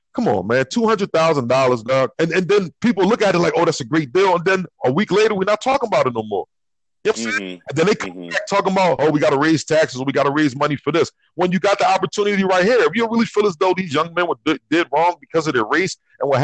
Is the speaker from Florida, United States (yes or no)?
yes; North Florida, United States; I'm from North Florida.